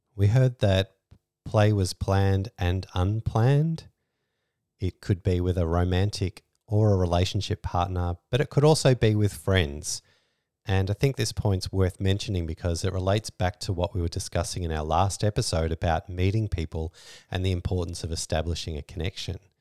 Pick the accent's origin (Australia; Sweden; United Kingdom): Australia; We're Australian